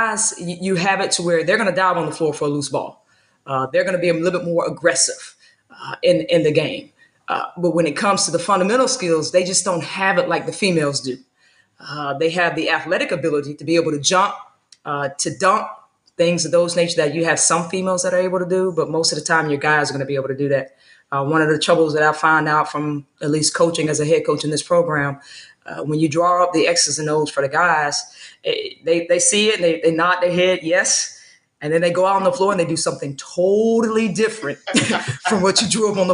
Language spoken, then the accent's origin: English; Tallahassee, Florida, United States; Born and raised in Tallahassee